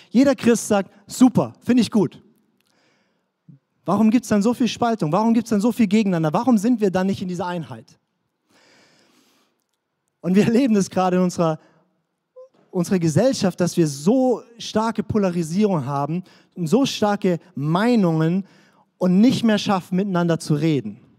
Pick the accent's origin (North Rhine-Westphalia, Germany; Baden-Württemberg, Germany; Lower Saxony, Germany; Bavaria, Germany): Baden-Württemberg, Germany; also born or lived in Swabia; Ich bin Deutscher, das ist meine Nationalität. Ich bin hessisch-fränkischer, in Schwaben geborener Badner.